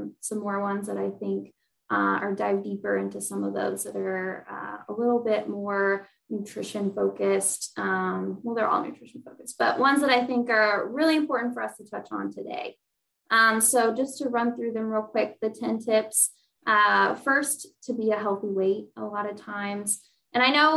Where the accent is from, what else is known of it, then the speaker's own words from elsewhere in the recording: St. Louis, Missouri, United States; moved away as an adult; also born or lived in Indiana; now in Indianapolis, United States; I'm from St. Louis, Missouri, but I went to college at Ball State